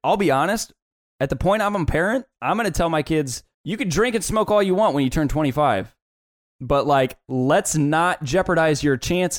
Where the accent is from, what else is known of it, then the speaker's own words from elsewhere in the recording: Midwest, United States; But growing up in the Midwest, in the Bible Belt, where it was just very, very taboo.